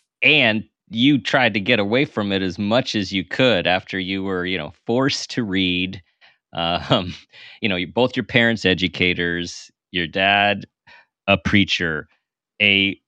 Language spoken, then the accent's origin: English; California, United States; I'm from California.